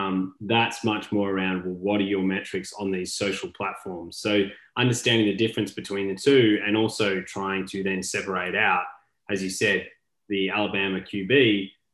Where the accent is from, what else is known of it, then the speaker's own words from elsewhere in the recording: Australia; now in United States; I'm an Australian living in the US